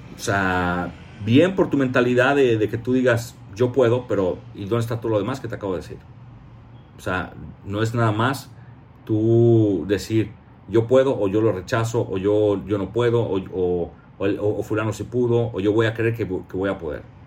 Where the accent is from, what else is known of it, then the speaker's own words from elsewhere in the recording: Mexico; como mexicano